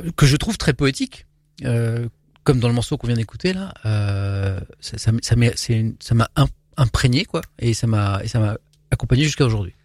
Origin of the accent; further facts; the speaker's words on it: Brittany, France; moved away as an adult; now in Paris, France; je suis un petit breton